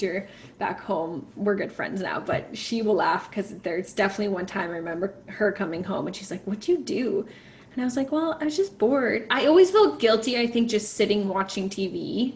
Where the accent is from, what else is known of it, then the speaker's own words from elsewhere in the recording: Alberta, Canada; I grew up in Alberta where you didn't have this volunteer requirement to graduate